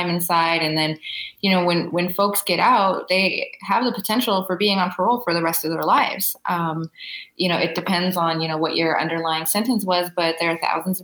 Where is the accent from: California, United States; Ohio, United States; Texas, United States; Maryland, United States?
California, United States; Los Angeles; growing up in Los Angeles